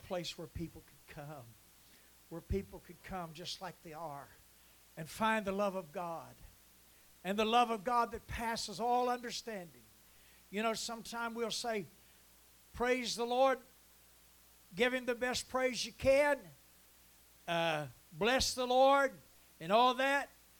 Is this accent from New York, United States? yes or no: no; Huntington, West Virginia, United States; I was raised in Huntington